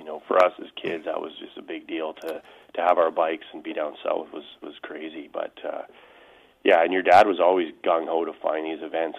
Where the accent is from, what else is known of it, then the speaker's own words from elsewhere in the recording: Canada; As a Canadian, if you were racing in the U.S., that was a big deal. And yet we lived, you know, 45 minutes from the border.